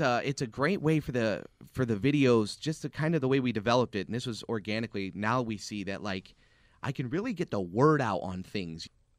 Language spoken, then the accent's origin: English; Garden City, Michigan, United States; So I know I film in Garden City all the time. That's where Zach and I, that's where my hometown is.